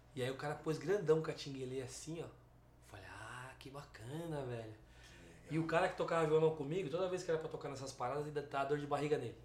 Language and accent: Portuguese; São Paulo, Brazil; mas a gente é da Zona Sul